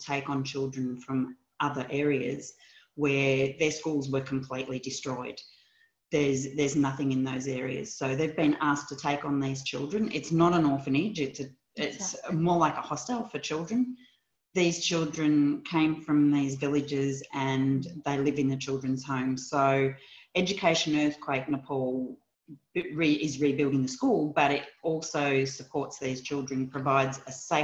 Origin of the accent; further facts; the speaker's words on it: Australia; He asked where my accent was from when I told him Australia.